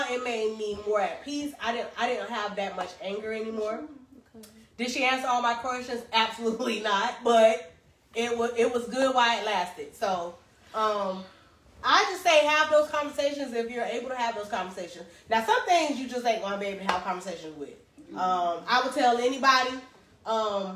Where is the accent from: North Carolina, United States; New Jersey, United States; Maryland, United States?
North Carolina, United States; Greensboro; I was born in Greensboro, North Carolina